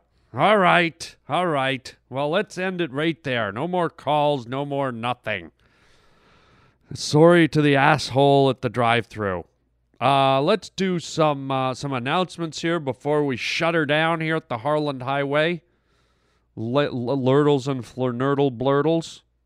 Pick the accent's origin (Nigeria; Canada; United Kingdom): Canada; moved away; also born or lived in Germany; I grew up in Canada and, and French was mandatory, and I lived in Germany for a, a wh-, a while